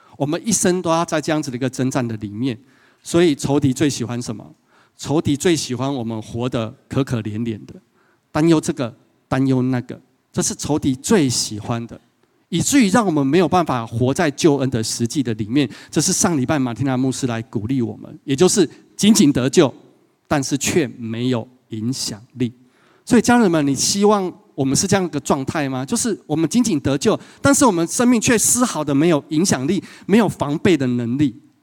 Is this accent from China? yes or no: no; Yunlin County, Taiwan; also born or lived in Taipei; 从云林一路哭到台北这样子